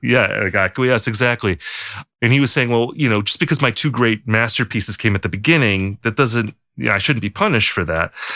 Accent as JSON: {"language": "English", "country": "United States", "said": "as an American"}